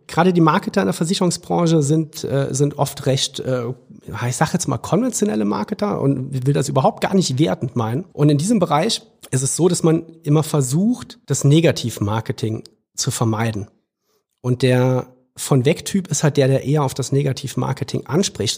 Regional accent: Trier, Rhineland-Palatinate, Germany; da, wo ich herkomme in Trier

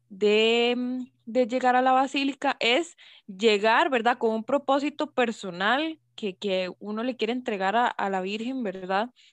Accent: Costa Rica; lo que tanto nos identifica como costarricenses

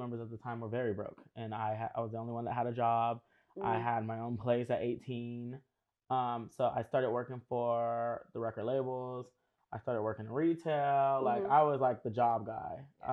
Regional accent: Los Angeles, California, United States; born or raised there

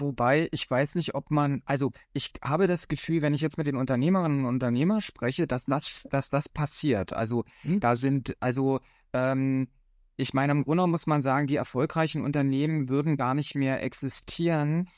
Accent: Cottbus, Brandenburg, Germany; in meiner Heimatstadt Cottbus, wo ich herkomme

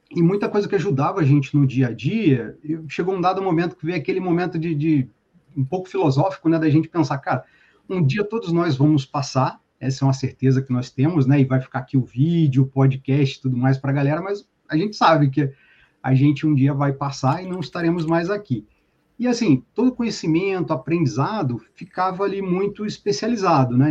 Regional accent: Paracambi, Rio de Janeiro, Brazil; moved away as an adult; now in Niterói, Brazil; Eu sou do sul aqui do estado do Rio, de Paracambi, na verdade. E uns Sim. 15 anos eu migrei para cá, meu amigo, para Niterói

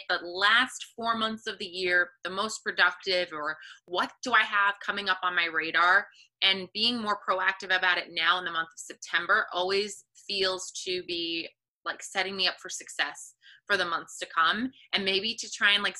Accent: New York metropolitan area, United States; we are from the New York, New Jersey area

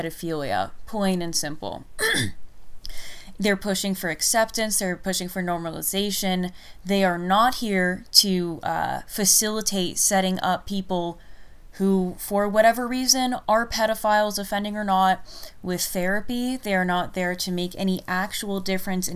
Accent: United States; I'm an American druid and general wild woman

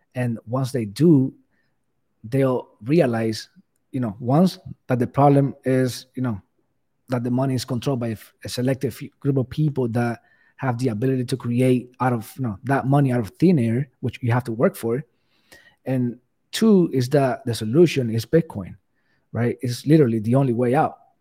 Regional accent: Cuba; English is a second language; moved away; English is not my first language, so, you know, I, I'm Cuban, I came from Cuba, I had to learn the language

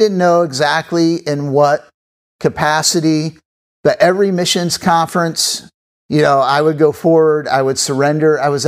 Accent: Papua New Guinea; I grew up in Papua New Guinea, and if God calls me back there, this is what I'm doing.

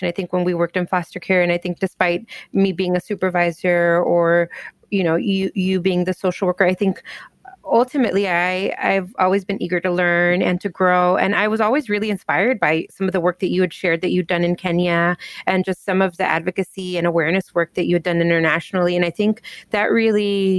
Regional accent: Southern California, United States; first language English; also born or lived in Miami, Florida; now in Chicago, United States; I grew up in Southern California, but I've also lived in lots of different places in the U.S. I lived in Miami, Florida for a while. I currently live in Chicago, Illinois

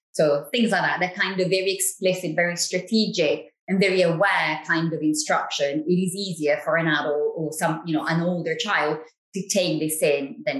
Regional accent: Italy; accent: Italian; English is a second language; moved away; the English is not my first language, so to speak, right? So you can detect an accent, if you like. Maybe you can't immediately say that it's an Italian accent, but certainly you can say, you can hear that the English is not my first language.

